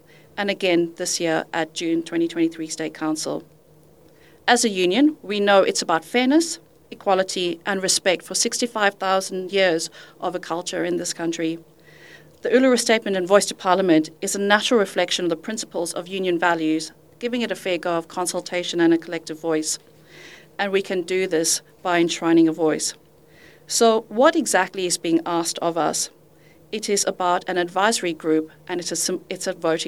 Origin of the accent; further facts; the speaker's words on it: Zimbabwe; moved away as an adult; also born or lived in United Kingdom; now in Western Australia, Australia; I'm originally from Zimbabwe